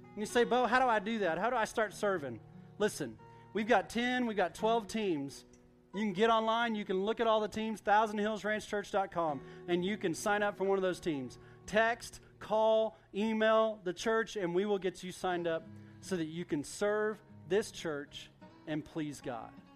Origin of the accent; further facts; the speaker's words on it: Duncan, Oklahoma, United States; I grew up in Duncan, Oklahoma.